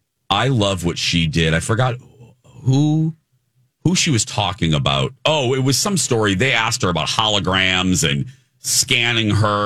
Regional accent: Indiana, United States; moved away; My home state, yes.

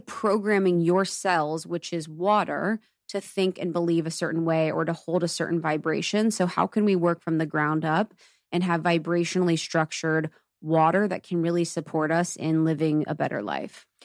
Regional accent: Ohio, United States; moved away; I grew up in Ohio, and it's so Catholic

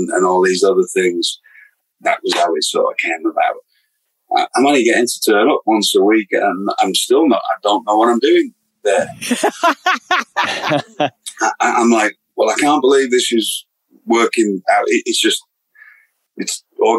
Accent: United Kingdom; moved away as an adult; I came from Britain

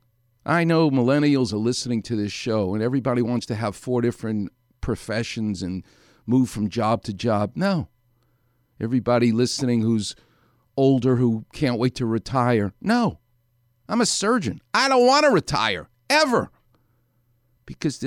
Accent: New York City, New York, United States; I'm from New York.

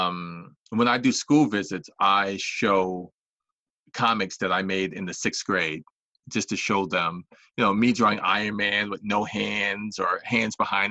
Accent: New York, United States; I was born in New York

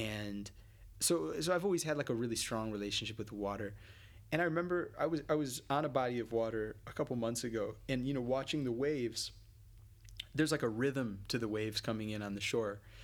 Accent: United States; as an American

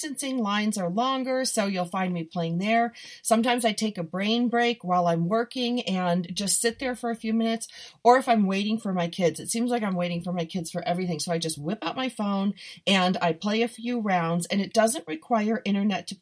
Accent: Buffalo, New York, United States; I'm from Buffalo

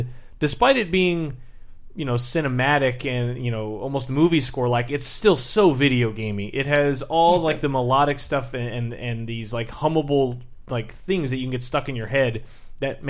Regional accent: Southern Illinois, United States; moved away as an adult; also born or lived in West Coast; I born and raised in Southern Illinois, and then moved out here.

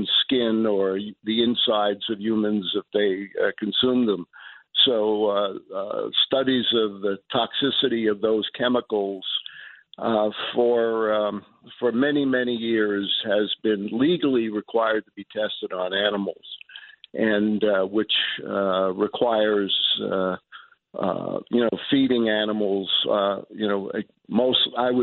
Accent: New York City, New York, United States; born or raised there; moved away; also born or lived in New Mexico

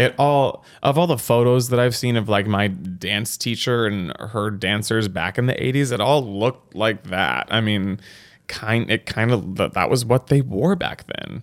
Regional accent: Texas, United States; I came in being actually from Texas and had this level of authenticity as a Texan

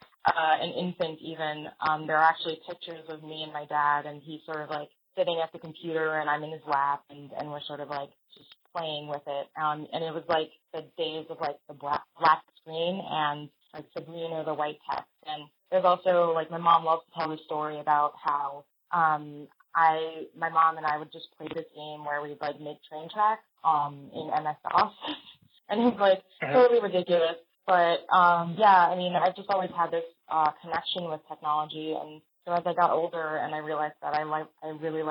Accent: New York City, New York, United States; I was born in the Bronx, New York

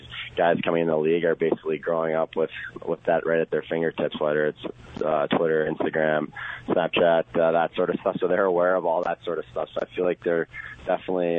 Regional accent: United States; being an American and playing internationally

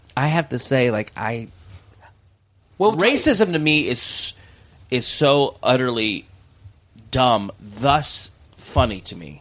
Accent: the South, United States; moved away; also born or lived in North Carolina; I'm from the South

